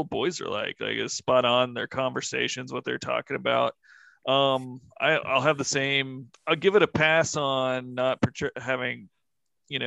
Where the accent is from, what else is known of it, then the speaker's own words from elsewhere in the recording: Eastern Kentucky, United States; I'm from Eastern Kentucky, so we lived near, you know, woods